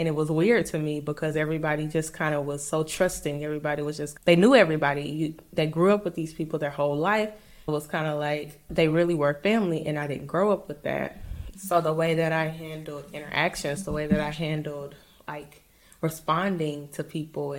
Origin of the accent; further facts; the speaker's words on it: St. Louis, Missouri, United States; moved away; also born or lived in Mississippi; I grew up in St. Louis